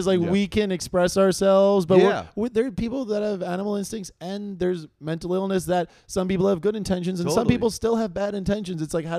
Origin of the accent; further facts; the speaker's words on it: New York, United States; that's part of what was good about growing up in New York